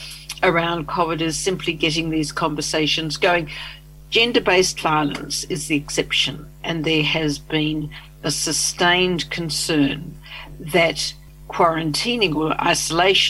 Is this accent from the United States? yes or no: no; Australia; accent: Australian; also born or lived in Canberra; I'm Australian, as people will hear from my accent, and I lived in Canberra